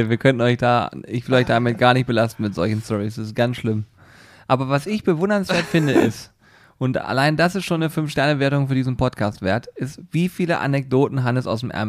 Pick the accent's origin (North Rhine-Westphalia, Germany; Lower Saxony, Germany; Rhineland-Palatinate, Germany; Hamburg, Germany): Lower Saxony, Germany; Hanover; Und außerdem, ich komme aus Hannover, ich kenne mich hier ein bisschen aus.